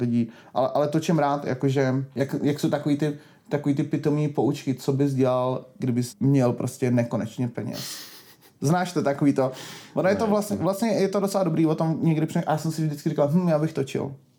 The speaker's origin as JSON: {"language": "Czech", "region": "Prague", "country": "Czechia", "tie": "born or raised there", "said": "já jsem prostě rodilej Pražák"}